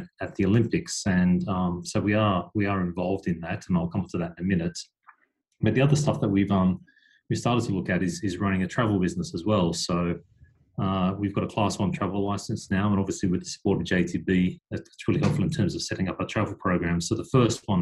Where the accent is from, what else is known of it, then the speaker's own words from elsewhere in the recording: Australia; moved away as an adult; now in Japan; I'm an Aussie as well here in Japan